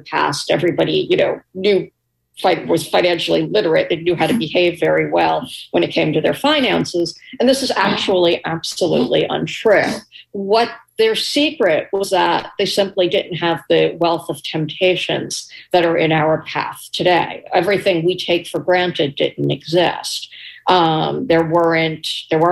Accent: New York City, New York, United States; I was a little girl growing up in New York City

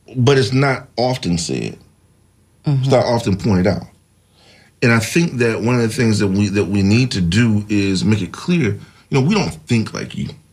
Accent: Tallahassee, Florida, United States; I'm from Tallahassee, Florida, so uh, I can tell you that uh, I knew Dr. C.K. Steele personally

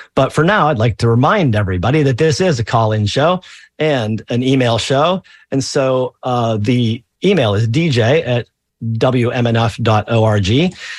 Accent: Pennsylvania, United States; I grew up in Pennsylvania in the 70s

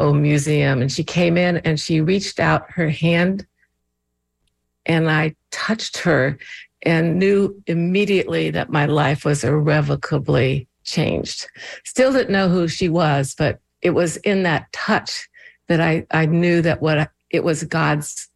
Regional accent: Indiana, United States; now in Baltimore, United States; growing up in Indiana

